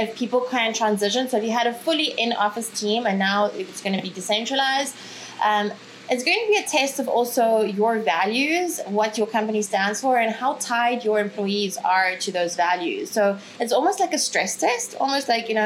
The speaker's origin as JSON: {"language": "English", "country": "South Africa", "tie": "born or raised there", "also_born_or_lived": "Ukraine", "moved": "as an adult", "lives_now": "Bali, Indonesia", "said": "I'm originally from Ukraine, grew up in South Africa, live in beautiful Bali at the moment."}